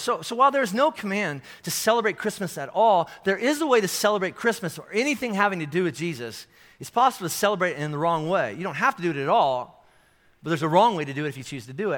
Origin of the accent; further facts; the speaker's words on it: Kentucky, United States; I'm from Kentucky. This is how we say it in Kentucky